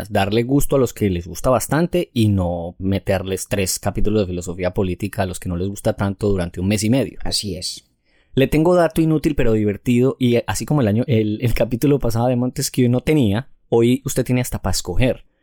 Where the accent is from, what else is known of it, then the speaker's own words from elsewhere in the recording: Brooklyn, New York, United States; ambos somos nacidos y criados en Brooklyn, Nueva York.